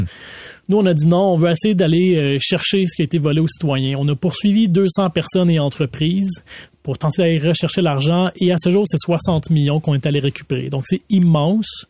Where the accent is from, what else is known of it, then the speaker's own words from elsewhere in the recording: Laval, Quebec, Canada; j'ai grandi à Vimont